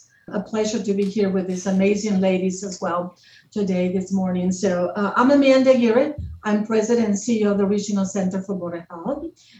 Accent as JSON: {"language": "English", "country": "Mexico", "tie": "born or raised there", "also_born_or_lived": "Yuma, Arizona", "moved": "yes", "lives_now": "Arizona, United States", "said": "Well, I was born and raised in Mexico. So as a Hispanic immigrant of this country"}